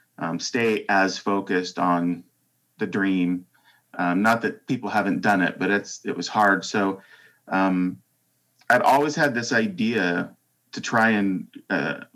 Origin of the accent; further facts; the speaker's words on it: Salt Lake City, Utah, United States; moved away as an adult; now in Seattle, United States; I grew up in Salt Lake City, Utah.